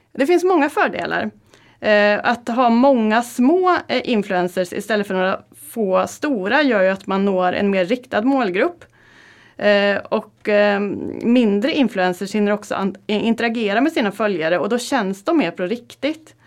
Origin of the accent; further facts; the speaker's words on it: Karlstad, Värmland, Sweden; moved away; Jag kom från Karlstad och eh, i helgen så var jag hemma i Värmland